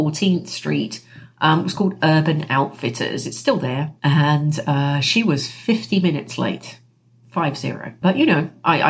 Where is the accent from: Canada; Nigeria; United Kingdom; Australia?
United Kingdom; England; moved away as an adult; also born or lived in New York City, United States; by the time I was 27, I emigrated from the United Kingdom to the United States, and I lived in New York City. I lived there for 16 years, and I actually moved from England to the United States for love